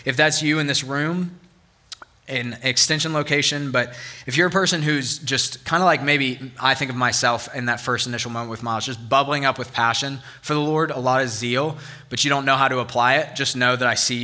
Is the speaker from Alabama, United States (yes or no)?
no; Northern Virginia, United States; now in Auburn, United States; I grew up in Northern Virginia, and we had four real seasons